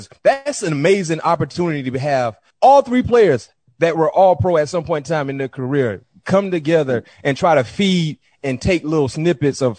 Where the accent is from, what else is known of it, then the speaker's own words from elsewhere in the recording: Broward County, South Florida, United States; we're from Broward County, you know what I mean, in South Florida